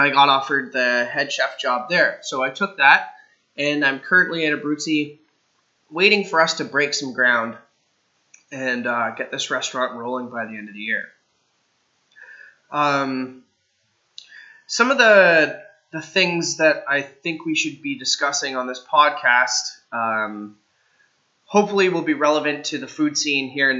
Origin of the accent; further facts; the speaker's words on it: Kingston, Ontario, Canada; also born or lived in Guelph / Halifax / San Francisco / Stratford; now in London, Canada; I'm from the Kingston area growing up, and the last few years of my culinary career, I've spent in the London area.